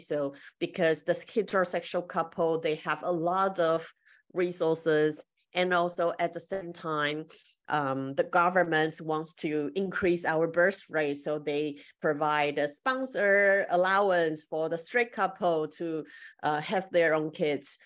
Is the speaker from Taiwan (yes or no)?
yes; Taiwan; I'm from Taiwan right now